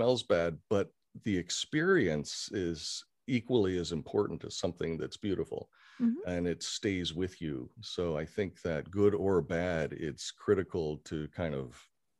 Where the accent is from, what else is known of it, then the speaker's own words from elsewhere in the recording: Kenya; also born or lived in Syracuse, United States; I was born in Syracuse, New York, and lived there only for a couple of years. Don't remember it very well. And when I was very young, my father was an educator and also an administrator with the Peace Corps. And we moved to Kenya in East Africa in the 60s.